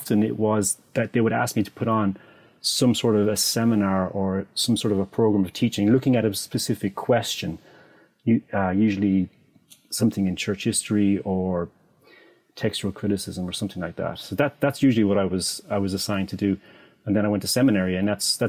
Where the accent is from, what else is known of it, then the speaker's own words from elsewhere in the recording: Ennis, Munster, Ireland; also born or lived in Dallas / Ukraine; I'm from Ennis, County Clare